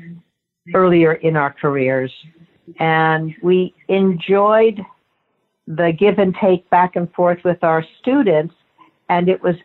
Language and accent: English; Los Angeles, California, United States; born and raised in Los Angeles